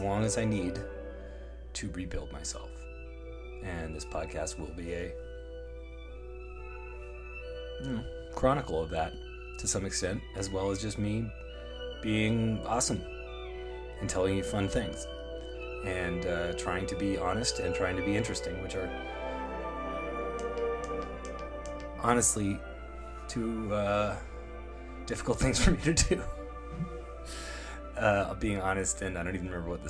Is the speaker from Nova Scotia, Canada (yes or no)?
no; Toronto, Ontario, Canada; also born or lived in Los Angeles; I'm from Toronto originally, that's where I am right now